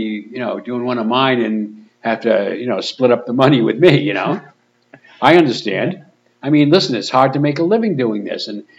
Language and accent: English; Pawtucket, Rhode Island, United States; I'm from Pawtucket